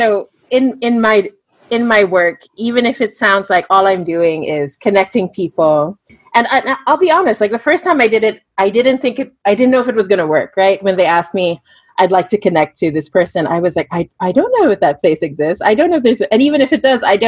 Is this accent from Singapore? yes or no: yes; Singapore; I grew up in Singapore.